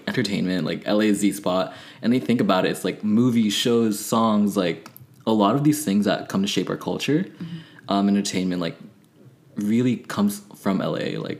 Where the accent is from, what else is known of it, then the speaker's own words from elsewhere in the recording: Philippines; also born or lived in Texas, United States / Berkeley, United States; now in United States; So I was born in the Philippines, you know, lived there. So I definitely have a huge connection to my culture and my identity as being Filipino.